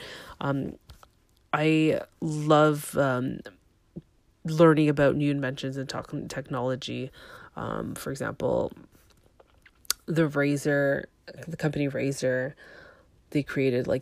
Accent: Toronto, Ontario, Canada; I was born in Toronto.

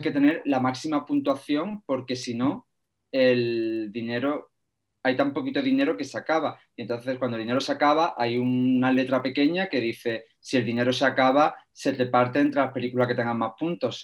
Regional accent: Algodonales, Andalusia, Spain; yo soy un pueblo muy pequeñito de Argodonales, que no tenía cine

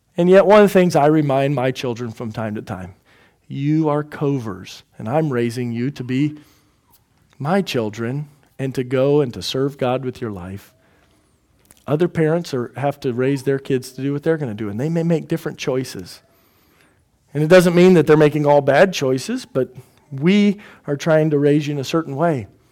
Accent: Houston, Texas, United States; also born or lived in Indiana; we're from Houston, or I'm from Houston

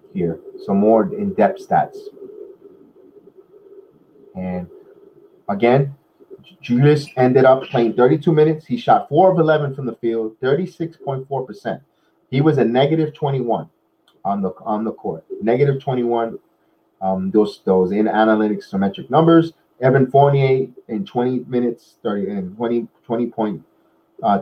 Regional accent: New York City, New York, United States; moved away as an adult; now in Orlando, United States; Me from the Bronx

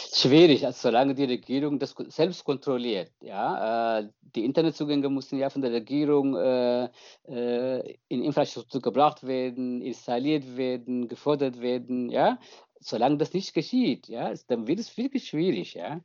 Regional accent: Eritrea; moved away; wir als Eritreer, ob im Ausland, äh, Inland

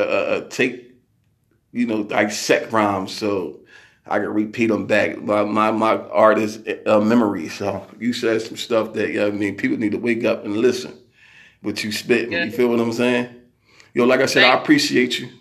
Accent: Philadelphia, Pennsylvania, United States; I'm from Philadelphia

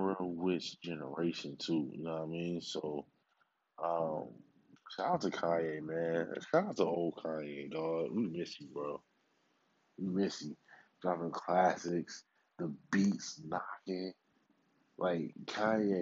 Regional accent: Milwaukee, Wisconsin, United States; my hometown, Milwaukee

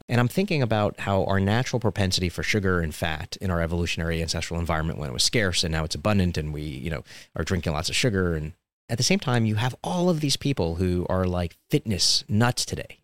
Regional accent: New York City, New York, United States; when I grew up in Coney Island, Brooklyn

